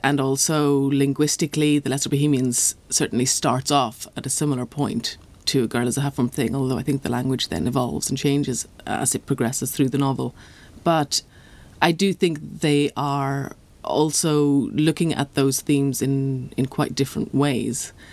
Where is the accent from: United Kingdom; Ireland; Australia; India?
Ireland; being Irish